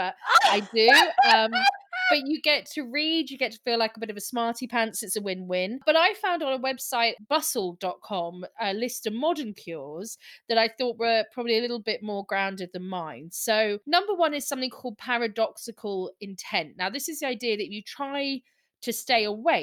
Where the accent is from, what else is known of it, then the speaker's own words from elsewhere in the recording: Scotland, United Kingdom; I'm Scottish